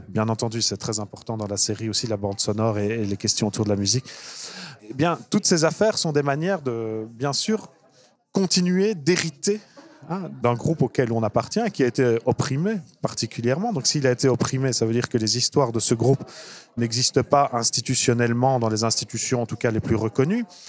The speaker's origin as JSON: {"language": "French", "town": "Brussels", "region": "Brussels-Capital Region", "country": "Belgium", "tie": "born or raised there", "said": "je suis bruxellois à la base"}